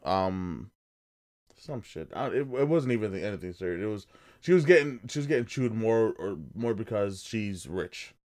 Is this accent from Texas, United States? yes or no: no; New Jersey, United States; we're from Jersey